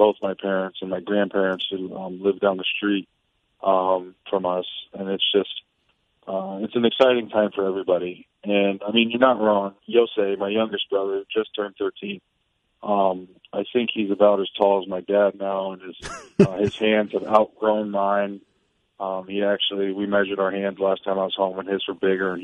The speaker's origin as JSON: {"language": "English", "region": "Midwest", "country": "United States", "tie": "born or raised there", "said": "I grew up in the Midwest"}